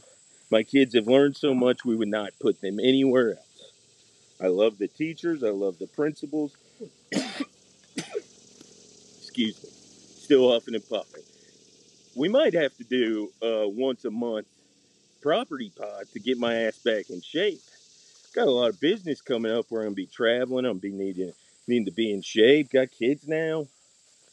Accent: Atlanta, Georgia, United States; I am from Metro Atlanta

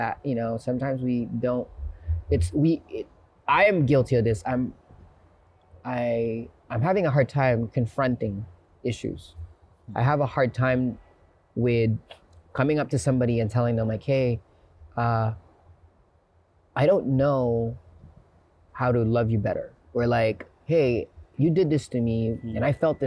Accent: Philippines; now in United States; And I grew up in the Philippines, and growing up in the Philippines, I had to be street smart

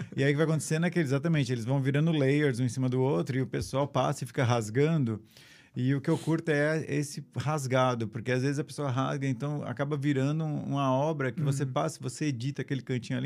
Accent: São Paulo, Brazil; moved away as an adult; also born or lived in São Caetano do Sul, Brazil / California, United States; eu nasci em São Caetano do Sul, sou de São Paulo, cresci, cresci em São Paulo

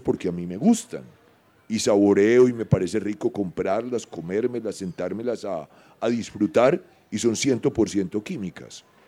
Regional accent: Medellín, Antioquia, Colombia; yo soy modelo 1959 y soy urbano soy de Medellín

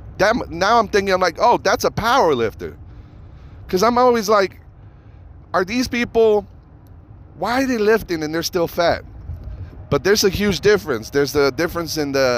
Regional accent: Reno, Nevada, United States; now in Las Vegas, United States; my hometown Reno

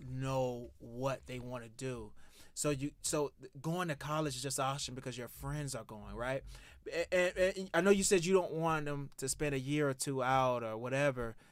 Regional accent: Eatonville, Florida, United States; moved away; here I am coming from Eatonville, Florida, Eaton Street

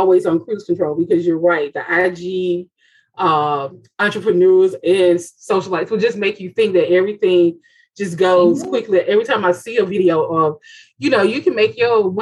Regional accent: Bessemer, Alabama, United States; I'm from Bessemer

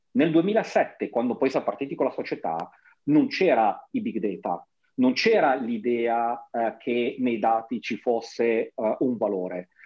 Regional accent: Genoa, Liguria, Italy; moved away; nella mia città natale

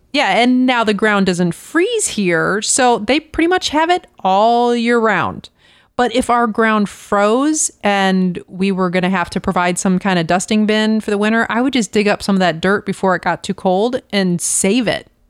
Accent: Florida, United States; moved away; I grew up in Florida

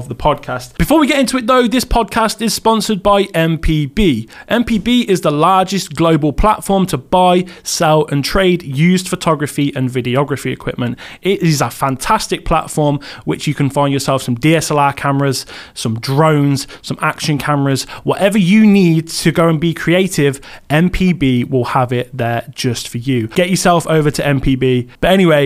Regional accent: Coventry, West Midlands, United Kingdom; I'm from Coventry. It's near Birmingham. It's not Birmingham. I'm not a Brummie.

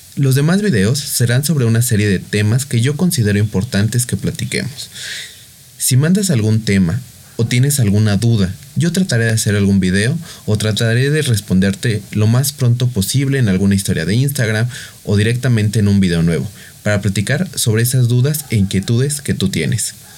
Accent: Mexico; soy de México

